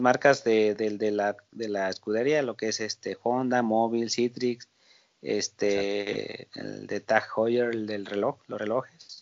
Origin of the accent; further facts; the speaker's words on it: Mexico; uno como mexicano